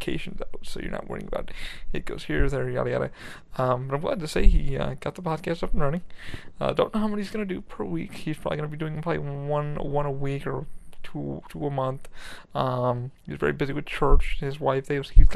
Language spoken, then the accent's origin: English; New York, United States; I grew up in New York